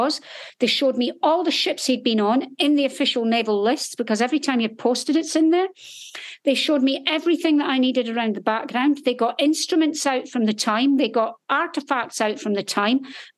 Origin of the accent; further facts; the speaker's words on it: Scotland, United Kingdom; I was in the military, but I was actually a nurse in the Royal Navy, and I'm from Scotland